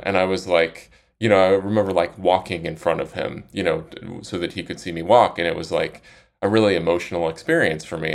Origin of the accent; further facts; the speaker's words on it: Salt Lake City, Utah, United States; now in Austin, United States; I'm from Salt Lake City